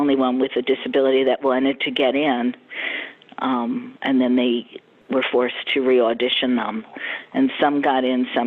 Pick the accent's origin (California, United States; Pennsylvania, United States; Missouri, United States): Pennsylvania, United States; Philadelphia; moved away as an adult; also born or lived in New York; now in Florida, United States; I grew up in Philadelphia